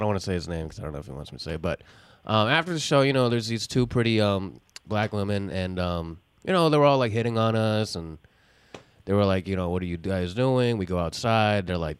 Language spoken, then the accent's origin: English; New York City, New York, United States